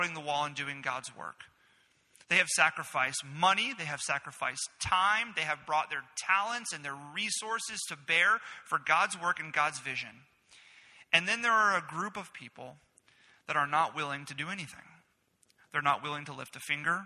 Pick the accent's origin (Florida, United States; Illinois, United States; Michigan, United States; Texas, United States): Florida, United States; growing up in Florida